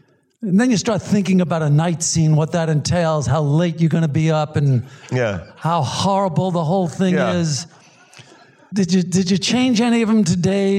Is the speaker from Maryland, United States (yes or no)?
no; New York City, New York, United States; Well, you know, I'm from Brooklyn.